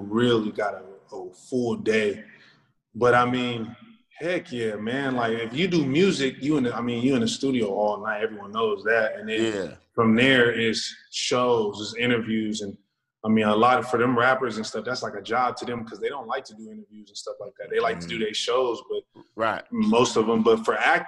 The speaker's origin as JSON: {"language": "English", "town": "Sacramento", "region": "California", "country": "United States", "tie": "born or raised there", "said": "I'm from Sacramento"}